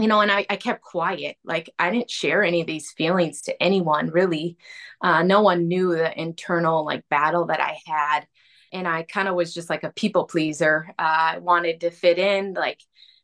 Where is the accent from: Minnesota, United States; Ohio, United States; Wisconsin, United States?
Minnesota, United States; Arden Hills; also born or lived in Duluth, Minnesota; So I was raised in Arden Hills. I went to the Moundsview Public Schools, kind of raised right in the cities.